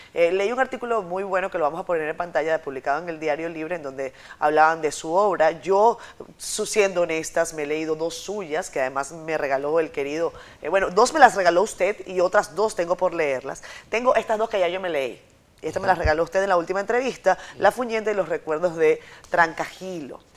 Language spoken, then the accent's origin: Spanish; Venezuela; now in Dominican Republic; yo como una venezolana con el corazón afincado en esta, en esta patria, en República Dominicana